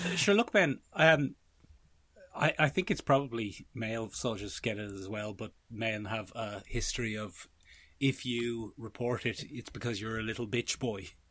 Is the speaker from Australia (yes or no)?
no; Ireland